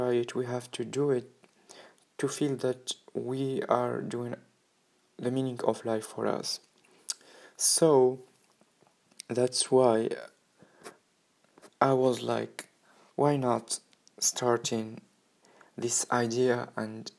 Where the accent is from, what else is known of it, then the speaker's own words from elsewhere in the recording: Tunisia; moved away as an adult; I'm from Tunisia, and 3 months ago I decided to go in a new experience in other country